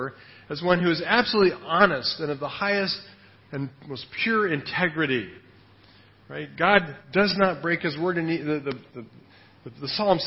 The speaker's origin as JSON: {"language": "English", "country": "United States", "moved": "yes", "lives_now": "Thailand", "said": "I'm really an American"}